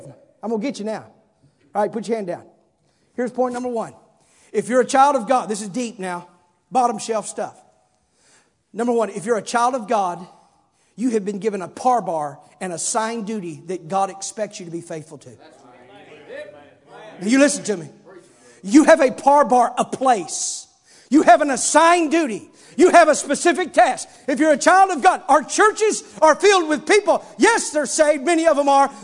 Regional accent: Campbell, Missouri, United States; also born or lived in Clarkton, Missouri; we moved from Clarkton to Campbell

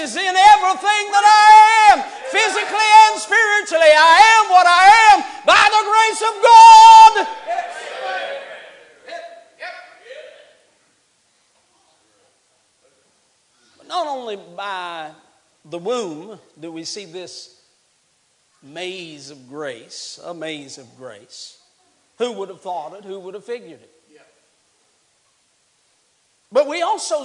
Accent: West Virginia, United States; now in Alabama, United States; I'm from West Virginia

